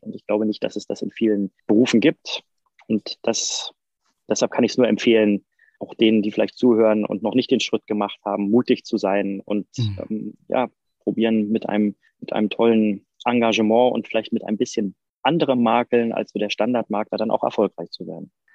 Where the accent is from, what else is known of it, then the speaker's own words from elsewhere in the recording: Berlin, Germany; bin ich aus Berlin